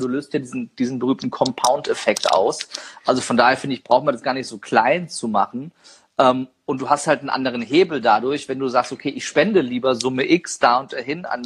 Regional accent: Niedernhausen, Hesse, Germany; da bin ich übrigens aufgewachsen in Niedernhausen.

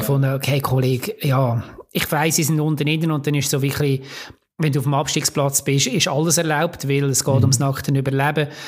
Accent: Lucerne, Switzerland; als Luzerner

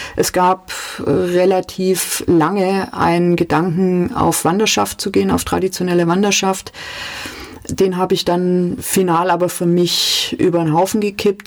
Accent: Calw, Baden-Württemberg, Germany; also born or lived in Stuttgart; Ich bin aufgewachsen im Raum Kalf. Das ist ein relativ hügeliges Gebiet im Nordschwarzwald schon.

